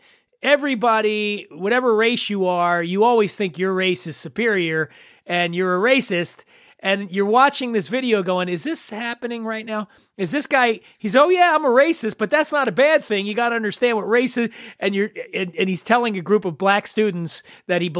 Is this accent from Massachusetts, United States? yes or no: no; Philadelphia, Pennsylvania, United States; moved away as an adult; now in Los Angeles, United States; I grew up in Philly